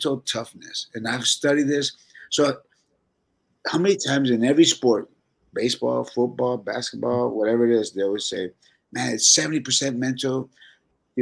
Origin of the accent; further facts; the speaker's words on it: San Antonio, Texas, United States; We're just from San Antonio